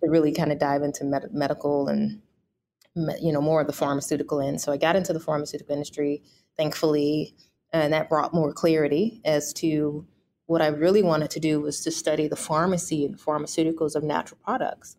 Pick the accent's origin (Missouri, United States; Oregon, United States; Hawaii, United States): Missouri, United States; St. Louis; also born or lived in Toronto, Canada; I am born and raised in St. Louis.